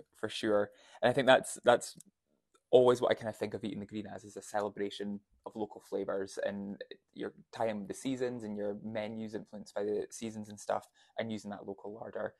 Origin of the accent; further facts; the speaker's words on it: Huntly, Scotland, United Kingdom; I grew up in Huntley